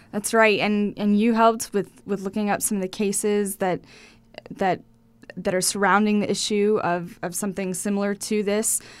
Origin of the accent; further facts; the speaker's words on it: Lubbock, Texas, United States; I was born in Lubbock